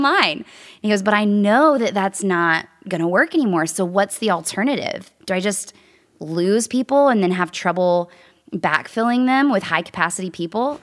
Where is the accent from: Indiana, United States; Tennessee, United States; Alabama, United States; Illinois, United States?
Tennessee, United States; Nashville; also born or lived in New York City; I was born and raised in Nashville, Tennessee